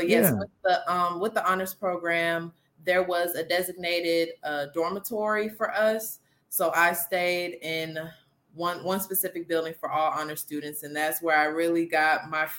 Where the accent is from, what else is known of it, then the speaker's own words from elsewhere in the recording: Atlanta, Georgia, United States; also born or lived in Stockbridge, Georgia; So I'm from Atlanta, Georgia, live in the Stockbridge area.